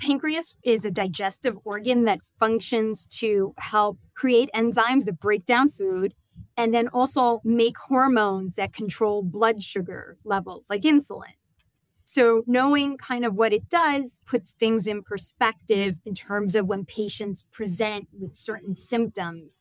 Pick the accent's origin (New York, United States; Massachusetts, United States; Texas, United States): New York, United States; I am from New York, born and raised